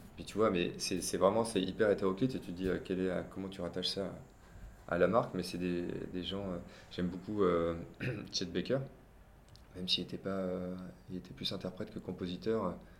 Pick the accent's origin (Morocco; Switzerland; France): France; Biarritz, Nouvelle-Aquitaine; j'ai grandi à Biarritz dans les années 90